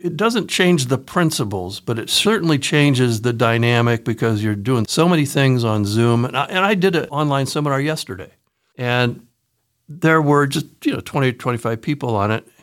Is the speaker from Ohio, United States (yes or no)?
yes; Newark, Ohio, United States; moved away as an adult; also born or lived in Cleveland area, Ohio / Madison, Wisconsin; I grew up in Newark, Ohio